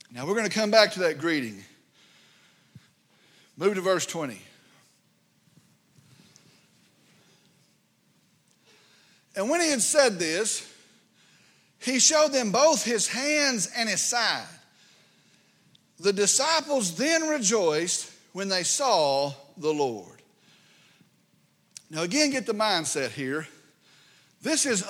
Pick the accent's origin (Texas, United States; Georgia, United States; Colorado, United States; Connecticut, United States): Texas, United States; Vernon; I grew up in Route 2, Vernon, Texas